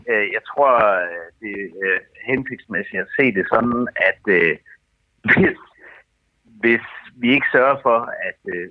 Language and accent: Danish; Denmark